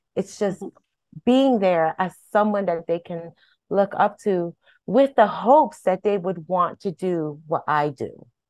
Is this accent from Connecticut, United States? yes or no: yes; Hartford, Connecticut, United States; I was born and raised in Hartford, and I'm a product of Hartford schools